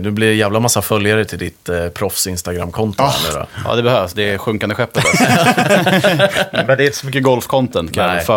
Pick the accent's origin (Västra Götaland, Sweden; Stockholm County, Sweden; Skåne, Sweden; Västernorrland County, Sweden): Stockholm County, Sweden; Högdalen; Jag är ju typ från Högdalen.